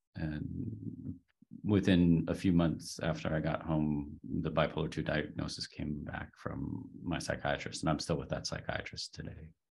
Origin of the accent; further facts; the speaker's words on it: Pittsburgh, Pennsylvania, United States; moved away; I grew up in Pittsburgh, Pennsylvania